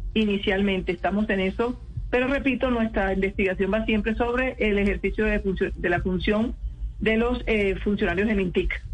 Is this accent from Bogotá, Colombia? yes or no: no; Barranquilla, Atlántico, Colombia; moved away as an adult; now in Bogotá, Colombia; Somos barranquilleras